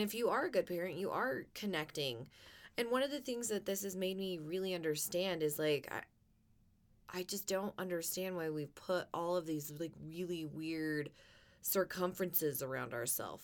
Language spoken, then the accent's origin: English; United States; I love being an American